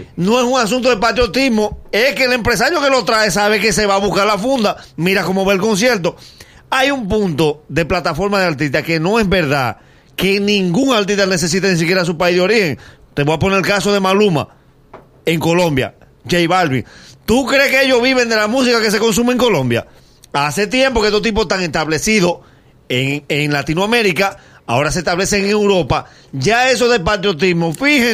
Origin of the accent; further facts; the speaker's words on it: Dominican Republic; nosotros como dominicanos